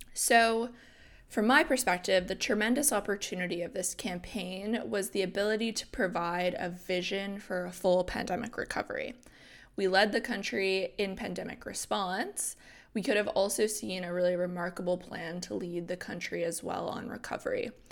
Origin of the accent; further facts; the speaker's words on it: New Brunswick, Canada; I'm from New Brunswick